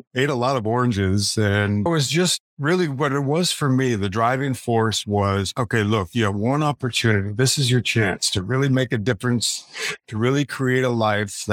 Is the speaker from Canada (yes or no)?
no; Minnesota, United States; moved away as an adult; also born or lived in Los Angeles; now in Venice Beach, United States; my hometown is 18 miles from Paisley Park